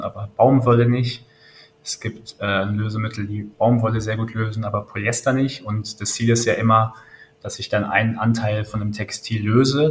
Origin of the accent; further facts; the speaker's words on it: Langenfeld, North Rhine-Westphalia, Germany; ich komme aus Langenfeld, das ist eine kleine Stadt neben Düsseldorf